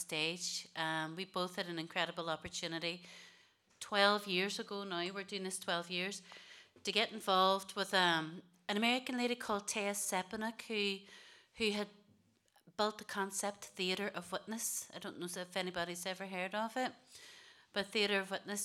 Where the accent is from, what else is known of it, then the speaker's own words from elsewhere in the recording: Derry, Northern Ireland, United Kingdom; also born or lived in Wales; We came back to Derry. We grew up in the Bogside.